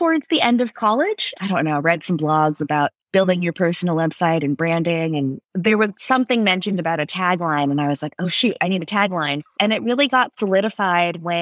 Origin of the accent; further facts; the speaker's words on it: California, United States; Pasadena Art Center, which is an art school near where I grew up in California